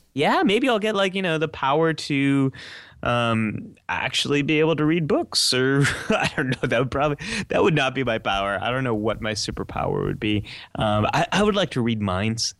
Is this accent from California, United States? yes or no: yes; outside San Francisco, California, United States; I grew up right outside of San Francisco, California